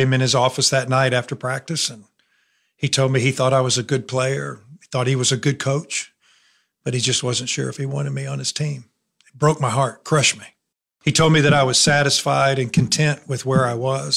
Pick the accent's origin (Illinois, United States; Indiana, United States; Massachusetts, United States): Indiana, United States; Elkhart; moved away as an adult; also born or lived in Alabama; I was raised in northern Indiana, Elkhart. It's right on the Michigan line